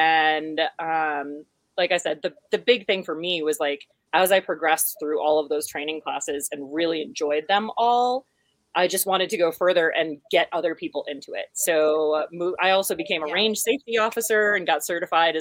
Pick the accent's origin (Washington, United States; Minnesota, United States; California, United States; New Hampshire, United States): New Hampshire, United States; moved away as an adult; also born or lived in western United States; growing up in New Hampshire